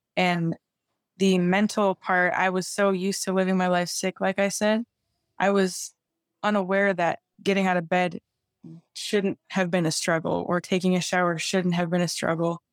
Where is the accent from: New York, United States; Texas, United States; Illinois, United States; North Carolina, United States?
Illinois, United States; Chicago; I'm from Chicago, so that's why it's, you know, I play ice hockey